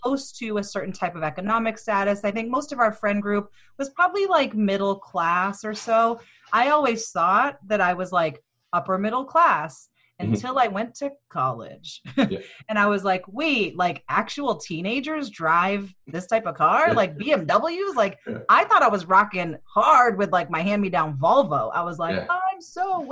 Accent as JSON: {"language": "English", "town": "Easton", "region": "Massachusetts", "country": "United States", "tie": "born or raised there", "said": "growing up in Easton"}